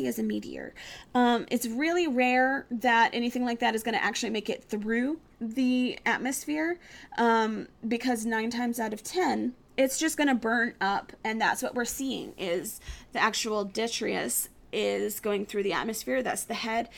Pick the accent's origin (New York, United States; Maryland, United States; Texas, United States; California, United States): Texas, United States; moved away; also born or lived in Virginia; in Texas, I lived in the middle of nowhere. There's literally 370-something people living where I used to live. Not 1,000, 370-something people. I come from a very small town